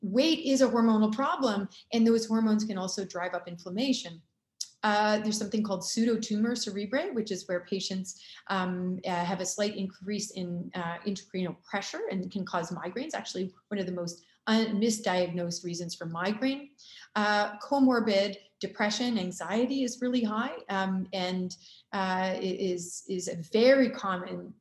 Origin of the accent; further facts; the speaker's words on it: Canada; also born or lived in Chicago, United States / Durham, United States; I'm from Canada